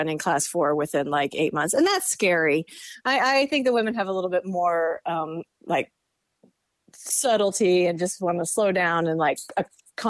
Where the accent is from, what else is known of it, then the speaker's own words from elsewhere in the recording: North Carolina, United States; I'm from North Carolina